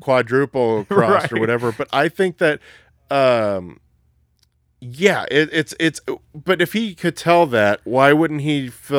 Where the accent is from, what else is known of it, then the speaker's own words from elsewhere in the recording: Texas, United States; Like, so I'm from Texas, son.